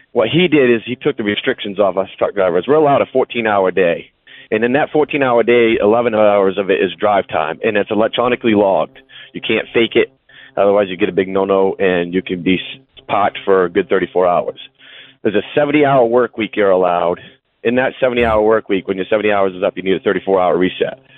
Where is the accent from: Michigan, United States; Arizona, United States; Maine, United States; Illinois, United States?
Maine, United States; I'm from Maine, and I do flatbed hauling